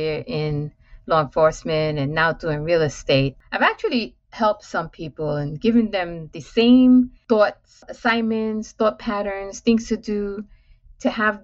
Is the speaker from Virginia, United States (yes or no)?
no; New York City, New York, United States; I'm born and raised in Manhattan, in New York City, in public housing, affectionately known as the Projects